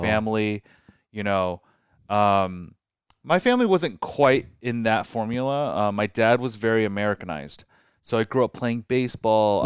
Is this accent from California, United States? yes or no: yes; Glendale, California, United States; also born or lived in Orange County / Cerritos; growing up in Glendale